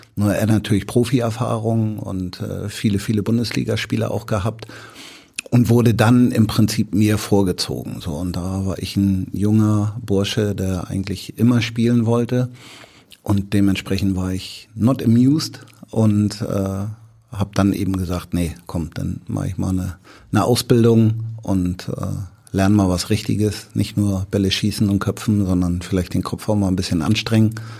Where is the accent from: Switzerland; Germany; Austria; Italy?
Germany; Hamburg; ich bin ja in Bramfeld groß geworden